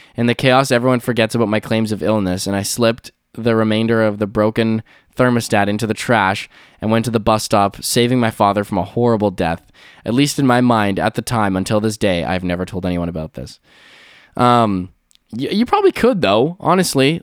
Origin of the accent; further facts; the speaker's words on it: Canada; I'm Canadian